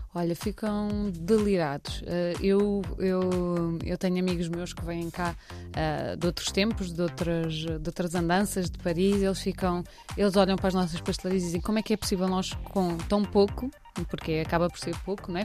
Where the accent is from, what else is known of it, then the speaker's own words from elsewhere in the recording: Cascais, Lisbon, Portugal; moved away as an adult; now in Porto, Portugal; Eu venho de Cascais, eh, nascida e criada em Cascais